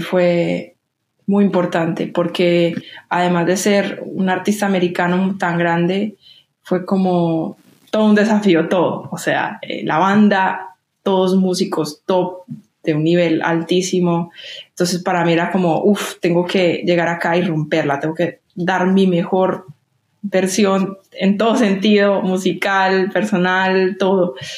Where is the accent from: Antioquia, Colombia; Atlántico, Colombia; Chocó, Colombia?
Antioquia, Colombia; Medellín; moved away as an adult; now in New York, United States; estoy volviendo a mi ciudad